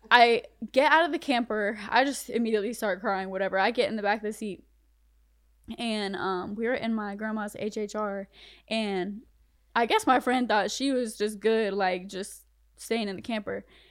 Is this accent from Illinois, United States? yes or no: no; Bunnlevel, North Carolina, United States; also born or lived in Connecticut / Fayetteville, North Carolina / Spring Lake, North Carolina; they moved to North Carolina, and I grew up in Bun Level